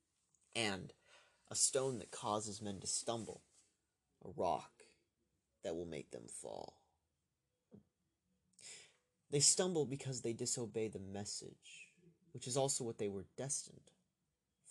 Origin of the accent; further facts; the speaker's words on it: United States; I'm an American